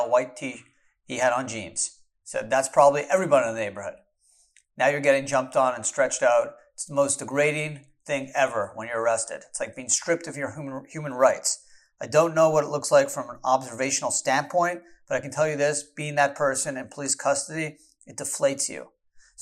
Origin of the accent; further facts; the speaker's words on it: Canada; now in United States; I was born in Canada